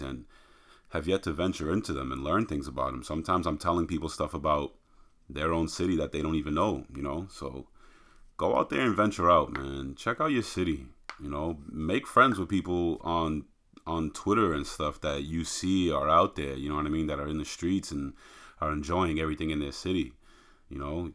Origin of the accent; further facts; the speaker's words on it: outside of Boston, Massachusetts, United States; we grew up outside of Boston